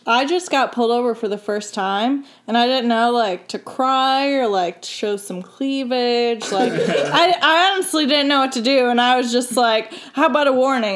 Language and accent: English; Michigan, United States; I'm from Michigan